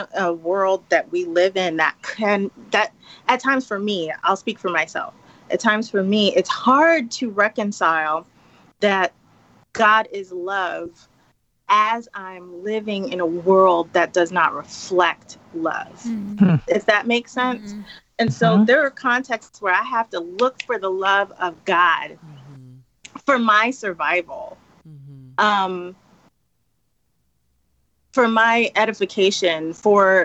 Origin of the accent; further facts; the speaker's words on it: New York City, New York, United States; moved away as an adult; also born or lived in Jamaica (ancestry); now in Dallas, United States; living and growing up in the Bronx